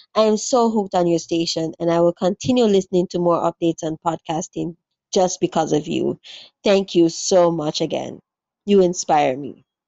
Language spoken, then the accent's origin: English; Jamaica; I'm a Jamaican podcaster